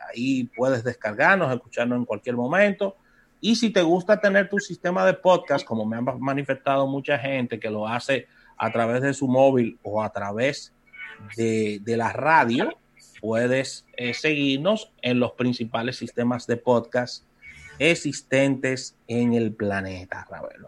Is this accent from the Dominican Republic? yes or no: yes; Dominican Republic; nuestro país